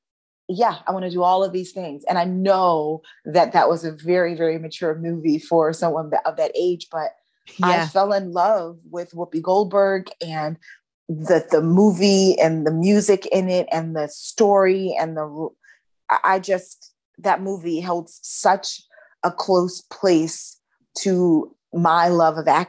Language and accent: English; Philadelphia, Pennsylvania, United States; moved away; so I am actually from Philadelphia